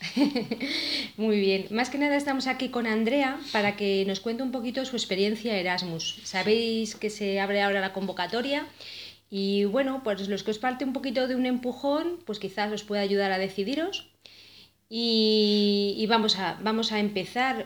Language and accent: Spanish; Madrid, Community of Madrid, Spain; yo personalmente soy madrileña